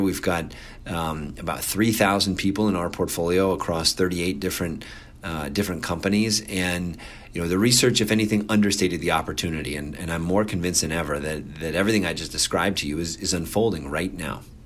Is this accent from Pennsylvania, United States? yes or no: no; Cincinnati, Ohio, United States; moved away; I grew up in Cincinnati